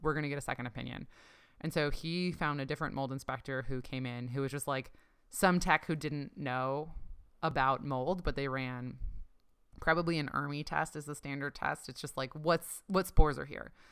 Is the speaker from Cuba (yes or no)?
no; Ontario, Canada; I grew up in Canada, um, in Ontario